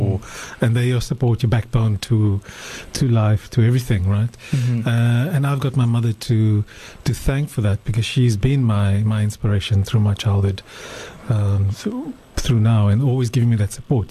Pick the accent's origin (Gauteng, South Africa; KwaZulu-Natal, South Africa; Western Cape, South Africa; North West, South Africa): Western Cape, South Africa; Cape Town; also born or lived in Johannesburg; I was born in Cape Town. Family moved to Johannesburg for a short stint as well